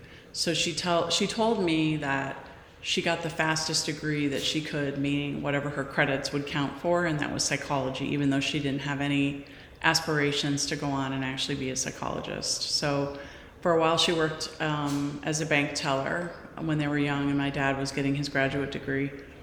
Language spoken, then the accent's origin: English; Midwest, United States; also born or lived in Bay Area; So I was from the Midwest. My father was a corporate executive, and we traveled a lot when I was younger.